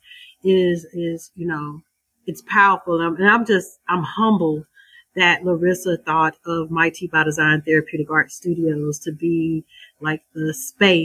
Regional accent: Southwest Arkansas, United States; I'm from Southwest Arkansas

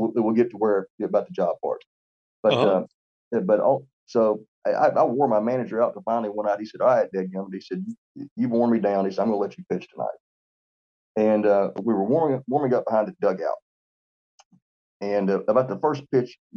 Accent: Lexington, Tennessee, United States; now in Florence, United States; I was born in Lexington, Tennessee

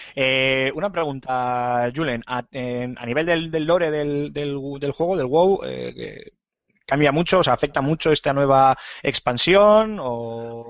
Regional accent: Bilbao, Basque Country, Spain; soy bilbaíno pura cepa

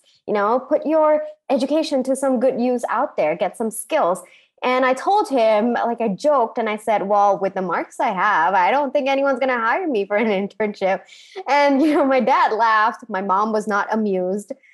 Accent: Singapore; moved away; also born or lived in India / United States; I grew up in Singapore.

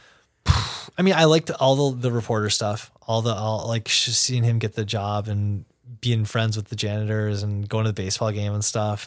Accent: New York City, New York, United States; as a New Yorker

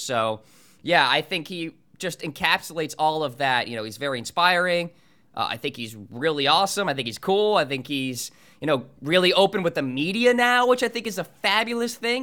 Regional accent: New Hampshire, United States; my hometown course up in New Hampshire called Green Meadow

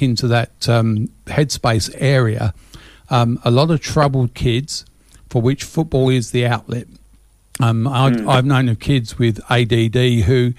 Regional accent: England, United Kingdom; now in Australia; when I was growing up in England

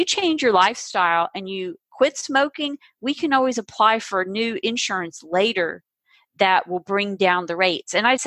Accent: the South, United States; I grew up in the South, and we ate unhealthy

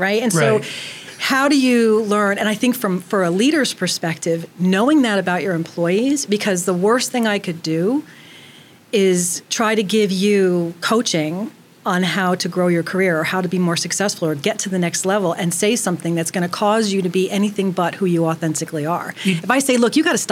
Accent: New York, United States; I'm a New Yorker

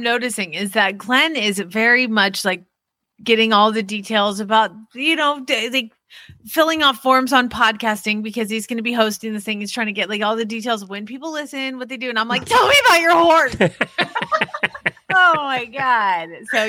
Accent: England, United Kingdom; from England.

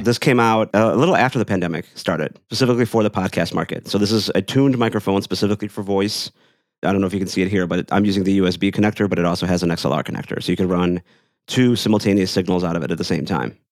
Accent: Chicago, Illinois, United States; I'm from Chicago.

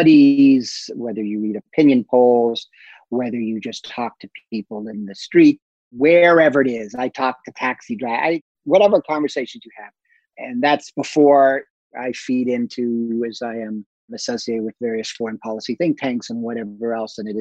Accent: United States; moved away as an adult; now in Europe; as an American overseas

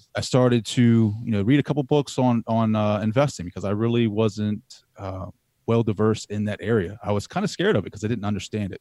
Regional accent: Laurel, Delaware, United States; I grew up in Delaware

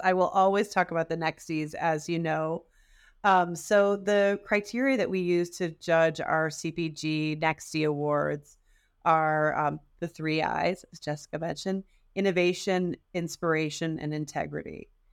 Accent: Detroit, Michigan, United States; I am also from the Detroit area

